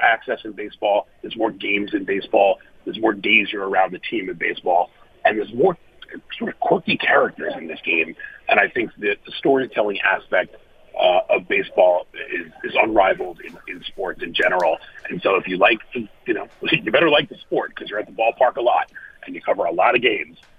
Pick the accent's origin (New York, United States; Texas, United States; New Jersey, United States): New York, United States; New York City; I grew up in Manhattan